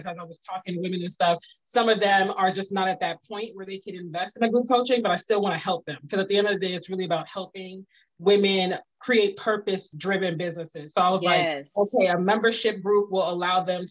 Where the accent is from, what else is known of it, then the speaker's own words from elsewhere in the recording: Prince George's County, Maryland, United States; also born or lived in Washington, D.C. / Virginia / Pennsylvania; now in Atlanta, United States; I'm originally from Washington, D.C. I grew up primarily in Prince George's County, even spent many years in Virginia, lived in Pennsylvania, Virginia, before my family moved to Atlanta